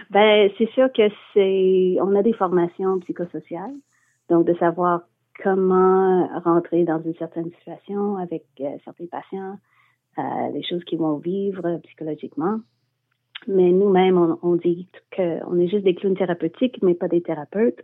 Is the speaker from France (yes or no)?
no; Montreal, Quebec, Canada; also born or lived in Scotland; quand je suis revenue à Montréal, je suis montréalaise